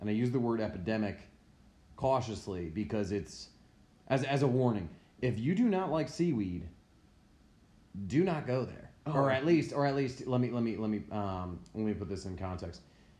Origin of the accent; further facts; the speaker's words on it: United States; dude, like I grew up on Long Island Sound, like, yeah.